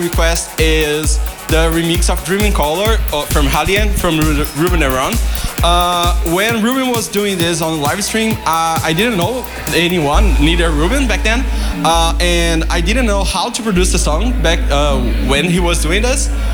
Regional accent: Brazil; I'm from Brazil

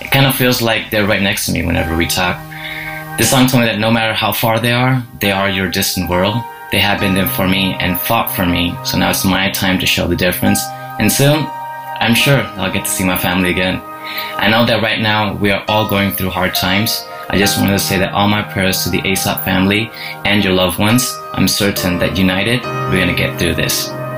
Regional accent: India; moved away as an adult; now in Madrid, Spain; I'm from India. I've been living in Madrid for the past 11 years.

